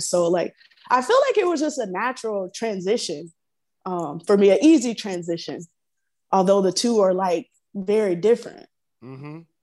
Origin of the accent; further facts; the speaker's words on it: Florida, United States; growing up in Florida, I come from a huge family, really big family, um, country living, southern life